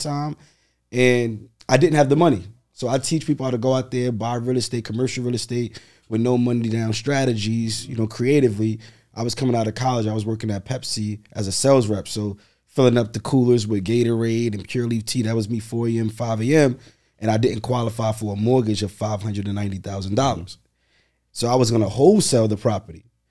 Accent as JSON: {"language": "English", "town": "New York City", "region": "New York", "country": "United States", "tie": "born or raised there", "said": "Born and raised in Brooklyn"}